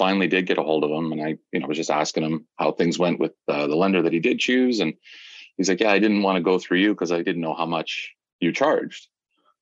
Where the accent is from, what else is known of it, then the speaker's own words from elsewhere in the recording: Hamilton, Ontario, Canada; also born or lived in Ancaster, Ontario; born and raised in Hamilton, Ontario, currently living in Ancaster with my beautiful wife and two children